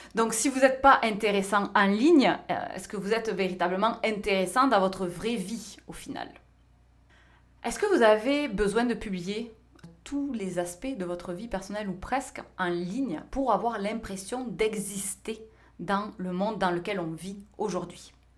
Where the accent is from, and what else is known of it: France; moved away as an adult; now in North America